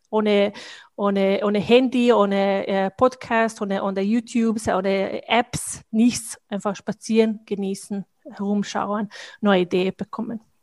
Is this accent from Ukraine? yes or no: no; Bosnia & Herzegovina; German is a second language; moved away as an adult; now in Austria; Ich komme aus Bosnien